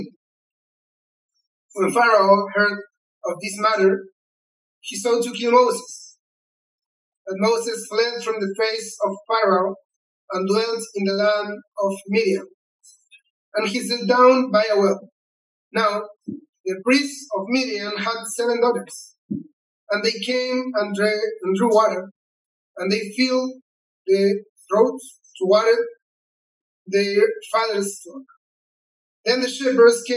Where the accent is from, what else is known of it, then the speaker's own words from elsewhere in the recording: Chile; first language Spanish; English is a second language; I'm from Chile